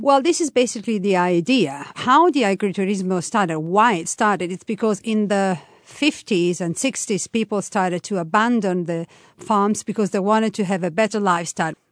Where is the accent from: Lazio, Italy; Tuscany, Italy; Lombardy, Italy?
Tuscany, Italy; now in Umbria, Italy; I was born in Tuscany, from a half Tuscanian, half, uh, Roman family